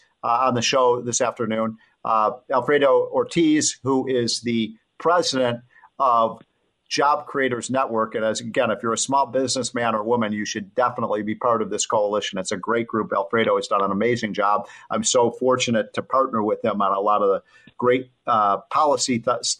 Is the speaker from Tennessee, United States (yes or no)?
no; Illinois, United States; I'm from Illinois. That's a disaster area